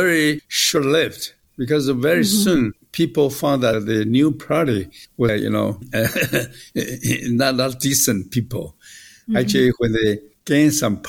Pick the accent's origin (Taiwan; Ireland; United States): Taiwan; I have a lot of affection of Taiwan. This is where I grew up